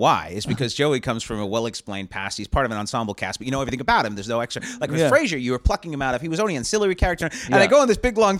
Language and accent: English; Canada; moved away as an adult; now in Los Angeles, United States; as a Canadian, I'm getting annoyed.